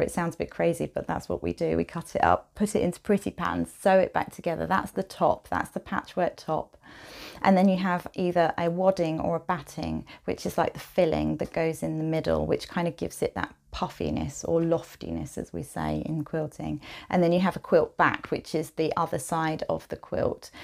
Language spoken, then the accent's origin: English; Maidstone, South East England, United Kingdom; moved away as an adult; also born or lived in Medway / Norwich / Canterbury / Jersey; now in Wellington, United Kingdom; So I grew up in Kent, um, mostly Maidstone and then Medway.